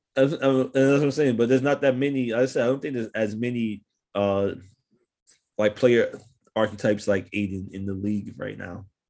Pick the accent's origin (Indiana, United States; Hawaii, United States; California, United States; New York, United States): New York, United States; New York City; I'm from New York City